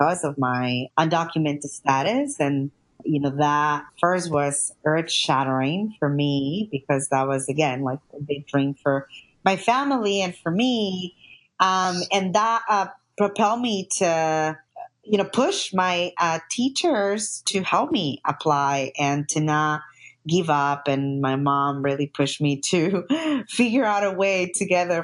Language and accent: English; New York City, New York, United States; I grew up undocumented in New York